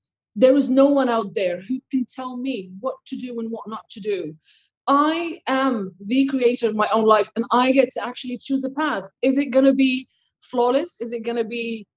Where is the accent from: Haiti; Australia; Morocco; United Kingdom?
Morocco; now in Quebec, Canada; I grew up in Morocco.